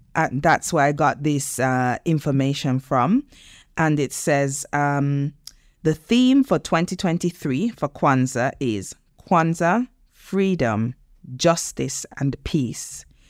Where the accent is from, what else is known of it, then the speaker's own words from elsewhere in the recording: Nevis, St. Kitts & Nevis; moved away; I grew up in in the Caribbean, as you know, in Nevis